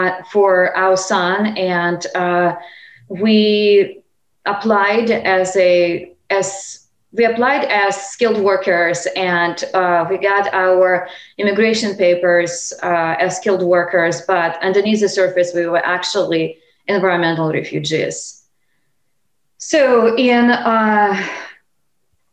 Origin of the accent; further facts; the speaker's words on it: Lake Baikal, Siberia, Russia; English is a second language; moved away as an adult; also born or lived in California; I grew up in Siberia on the shores of this remarkable Lake Baikal